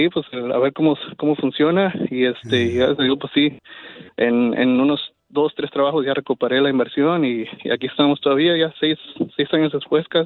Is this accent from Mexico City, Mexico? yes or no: no; Torreón, Coahuila, Mexico